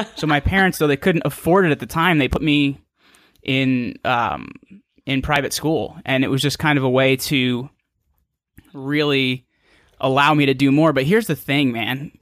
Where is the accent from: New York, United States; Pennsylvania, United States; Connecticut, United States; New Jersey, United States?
New Jersey, United States; small town in northern; I'm from a small town in northern New Jersey.